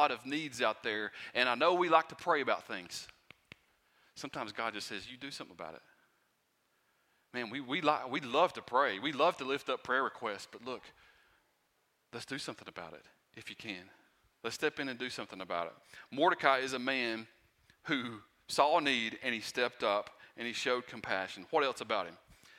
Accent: Pound, United States; I'm from Pound, and so I'm like used to haulers and gravel roads and stuff like

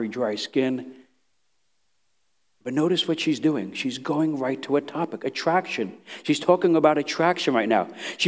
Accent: New York City, New York, United States; moved away; I was from Brooklyn, New York, Italian, Irish, Jewish, Puerto Ricans

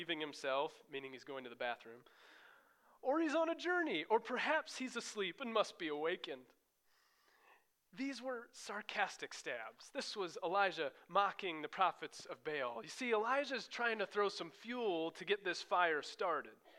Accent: Iowa, United States; moved away; where I grew up in Iowa, that's where I come from.

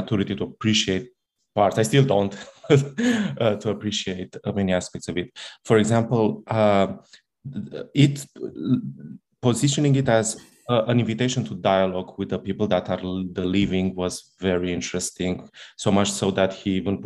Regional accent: Italy; moved away; I come from Italy, where we studied it in the most dogmatic way possible

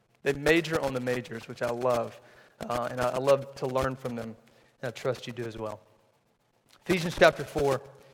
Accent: Mississippi, United States; I grew up in Mississippi.

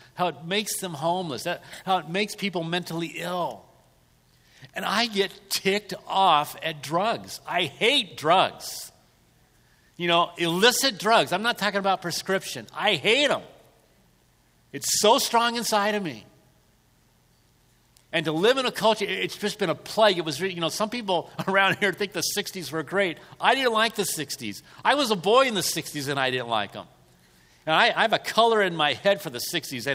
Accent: Southern California, United States; I was raised in Southern California

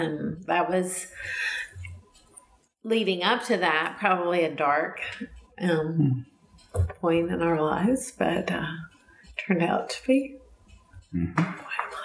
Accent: Nashville, Tennessee, United States; I grew up here in Nashville. I primarily lived out in the Bellevue area for people that are from Nashville, and went to Bellevue Church of Christ

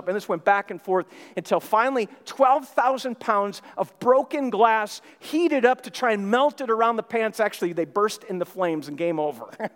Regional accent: Minnesota, United States; moved away; I'm from Minnesota. I grew up there, have many memories of growing up there in Christmas time

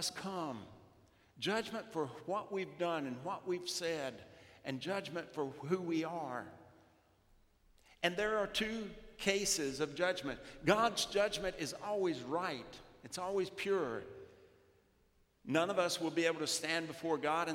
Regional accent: South Louisiana, United States; growing up in South Louisiana

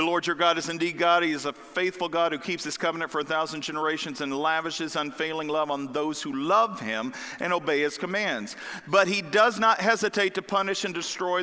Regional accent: the Bible Belt, the South, United States; I grew up in the Bible Belt down south.

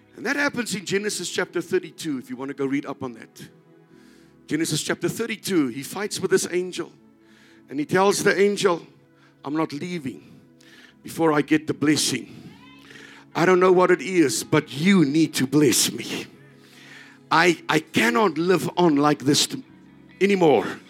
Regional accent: South Africa

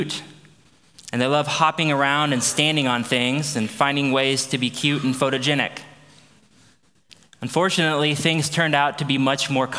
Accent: Aledo, Illinois, United States; also born or lived in St. Louis, Missouri; I grew up in Aledo, which is where we moved back.

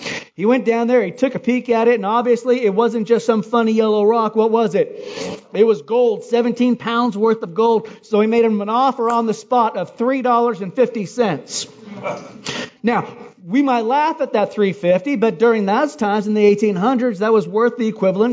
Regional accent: Hawaii, United States; moved away; I'm from Hawaii

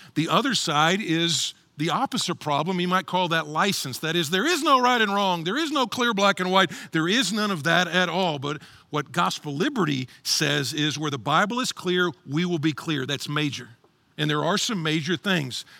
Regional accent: Texas, United States; I'm from Texas, and tumbleweed's big out there.

